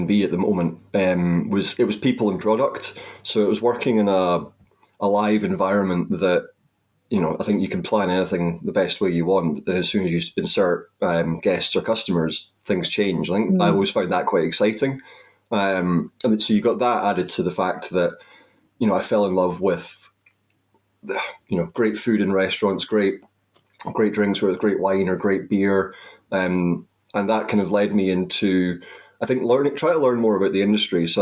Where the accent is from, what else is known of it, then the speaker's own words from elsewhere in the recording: the Highlands, Scotland, United Kingdom; I went back to where I grew up in the Highlands, and I was working at my local hotel